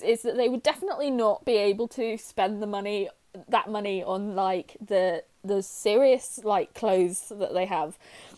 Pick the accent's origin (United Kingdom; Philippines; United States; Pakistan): United Kingdom; Cornwall, South West England; I'm Cornish